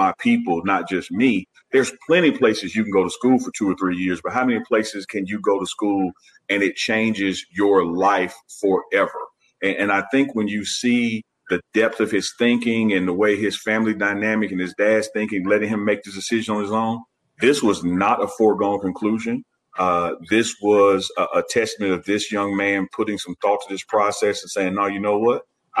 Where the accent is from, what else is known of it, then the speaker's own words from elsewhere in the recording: Jackson, Mississippi, United States; just like me, have lived in Jackson, or Chuck, we're from Jackson